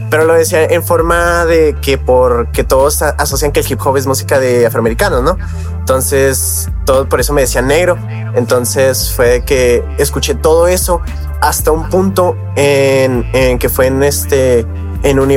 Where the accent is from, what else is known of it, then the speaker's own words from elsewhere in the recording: Mexico; ese soy mexicano, Simón, hago música de hip hop, se creó en Estados Unidos, Simón, pero yo soy mexicano al final de cuentas